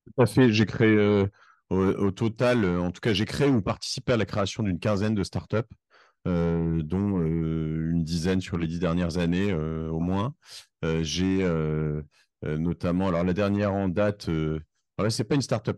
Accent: Cherbourg, Normandy, France; also born or lived in Corsica; now in Paris, France; je suis parisien depuis 1997. Euh, j'ai grandi à Cherbourg avant. Je suis d'origine corse

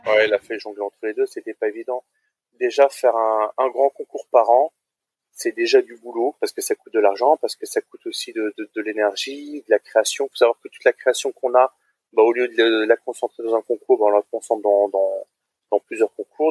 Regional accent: Strasbourg, Grand Est, France; je suis originaire de Strasbourg en Alsace

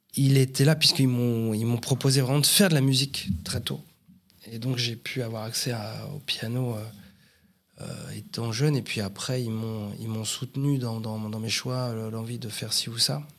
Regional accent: Paris southern suburbs, Île-de-France, France; je suis né à Paris 14e. Voilà, et j'ai toujours vécu en banlieue sud

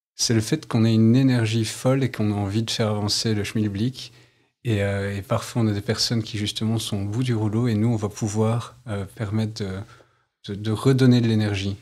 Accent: Mons, Wallonia, Belgium; Je suis originaire de Mons

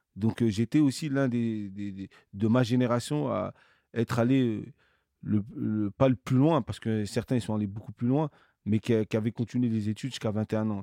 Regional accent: Cergy-Pontoise, Île-de-France, France; je suis né dans une, une, une ville de la banlieue parisienne qui s'appelle Sergi, Pontoise

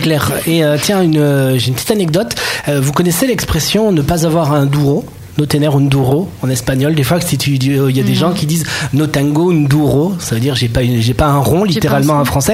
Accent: Perpignan, Occitania, France; now in Barcelona, Spain; moi je suis de Perpignan

